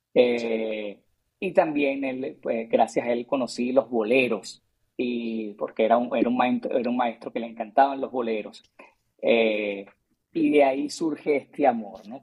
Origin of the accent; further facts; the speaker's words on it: Caracas, Capital District, Venezuela; moved away; also born or lived in Mexico; yo nací en Caracas, Venezuela